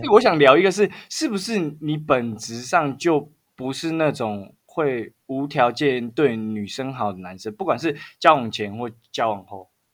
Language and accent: Chinese; Taiwan; accent: Taiwanese; 因为我台湾口音